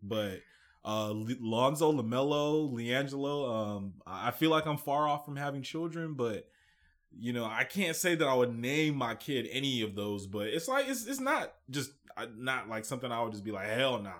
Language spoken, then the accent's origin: English; Nigeria; I'm Nigerian.